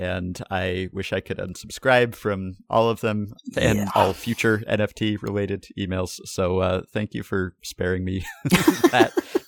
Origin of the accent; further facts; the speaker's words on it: Montreal, Quebec, Canada; also born or lived in China; I reside in southern Ontario, and I emigrated to Canada from China with my parents just about 20 years ago this November. As you can imagine, with my parents both being Chinese